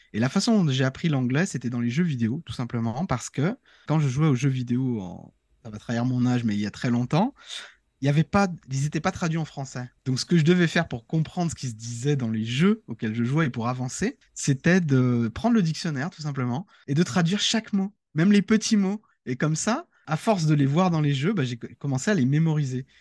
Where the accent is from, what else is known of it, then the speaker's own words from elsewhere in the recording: France; en tant que Français